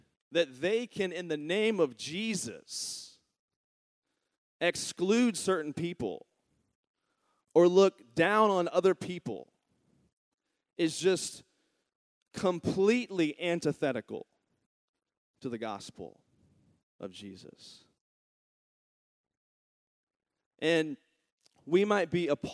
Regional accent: Virginia, United States; moved away; my home state, Charlottesville, Virginia

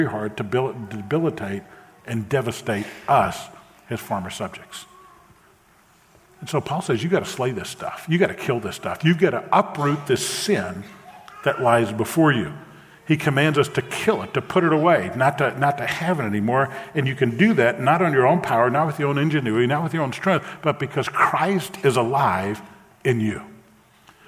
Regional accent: New Orleans, Louisiana, United States; I grew up in New Orleans in the 60s and 70s

